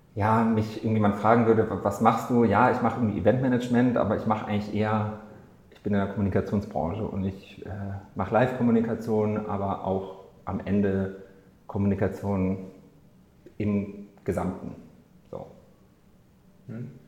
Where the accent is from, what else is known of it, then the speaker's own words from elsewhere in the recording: Munich, Bavaria, Germany; moved away as an adult; now in Berlin, Germany; im Bachelor in München damals noch studiert, wo ich herkomme